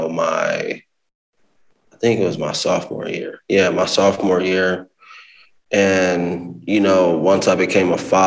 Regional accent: Omaha, Nebraska, United States; I was born and raised in Omaha

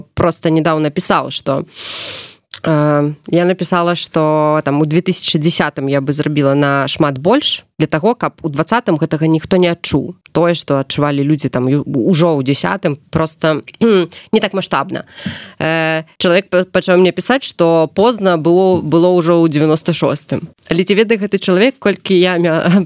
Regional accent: Belarus; also born or lived in Minsk; мы беларусы мы павінны толькі па-беларуску размаўляць

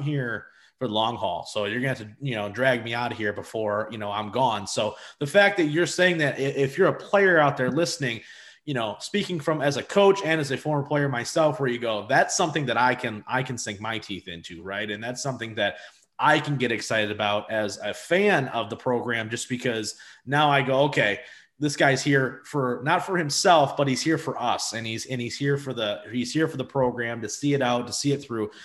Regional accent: Madison Heights, Michigan, United States; I'm from Madison Heights

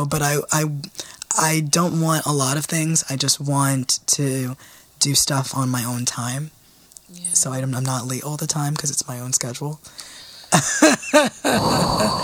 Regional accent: New York City, New York, United States; I am from the Bronx

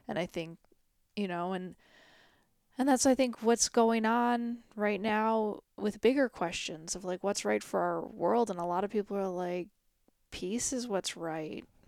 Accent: United States; being an American

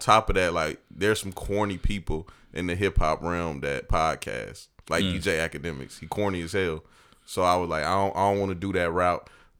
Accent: Evans, Georgia, United States; I'm a military brat, dog. I pretty much done been like a little bit of everywhere, but I spent most of my life, like half of my life, in Evans, Georgia.

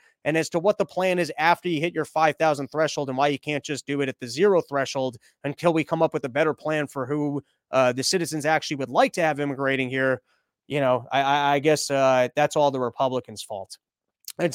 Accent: Louisiana, United States; That's nearly the population of my hometown in Louisiana.

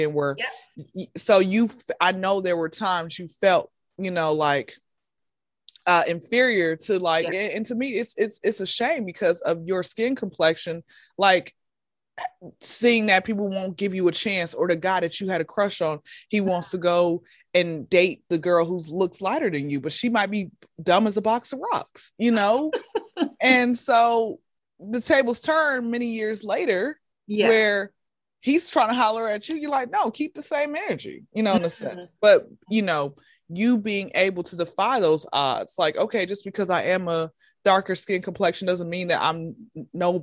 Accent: Atlanta, Georgia, United States; Born and raised in Atlanta, Georgia

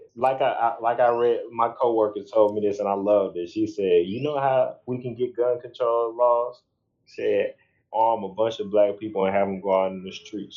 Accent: St. Louis, Missouri, United States; we we from Missouri, we in St. Louis

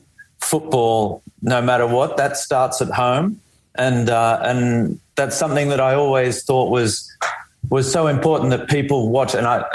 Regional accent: Canberra, Australian Capital Territory, Australia; moved away as an adult; also born or lived in Melbourne / Europe; I grew up in Canberra.

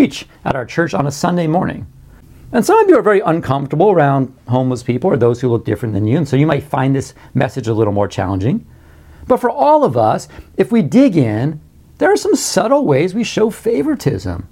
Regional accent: Beach Haven, New Jersey, United States; our schoolyard, where I grew up in Beach Haven, New Jersey

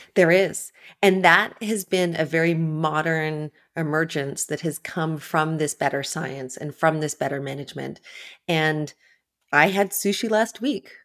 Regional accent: Ontario, Canada; moved away as an adult; also born or lived in New York; I grew up far inland in Ontario, in Canada

